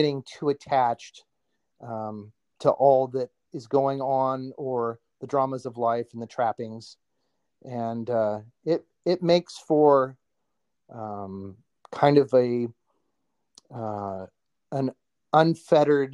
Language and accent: English; Oskaloosa, Iowa, United States; That's in Iowa. I came from Oskaloosa